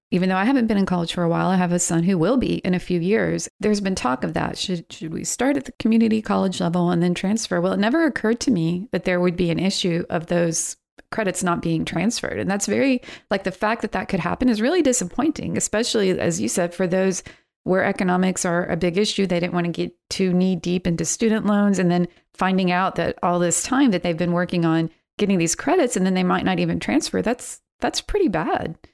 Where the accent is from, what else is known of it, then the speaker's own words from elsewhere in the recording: North Carolina, United States; moved away; also born or lived in Midwest; North Carolina, which is my home state